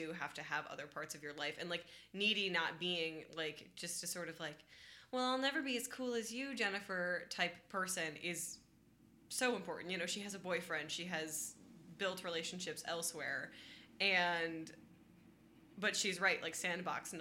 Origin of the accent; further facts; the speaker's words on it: Michigan, United States; I'm from Michigan